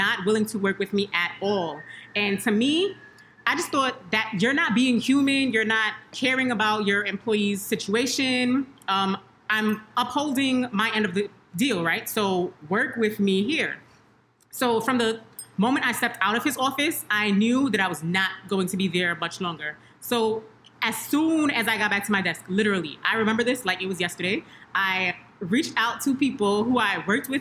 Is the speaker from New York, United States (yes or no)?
yes; New York City, New York, United States; I'm from Brooklyn.